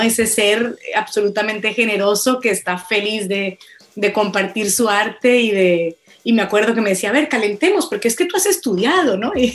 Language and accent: Spanish; Colombia; moved away as an adult; also born or lived in Boston; now in Barcelona, Spain; yo como colombiana